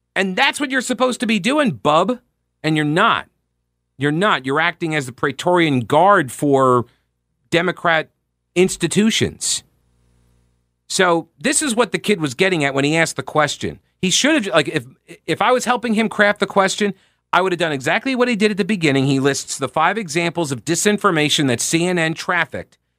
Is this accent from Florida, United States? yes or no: no; New York, United States; moved away; I grew up in New York